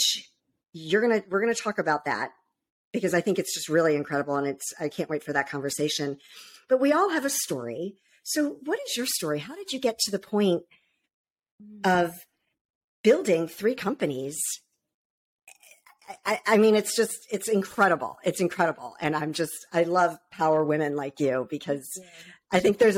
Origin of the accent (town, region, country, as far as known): Baltimore-Annapolis area, Maryland, United States; born or raised there; also born or lived in Virginia Beach, Virginia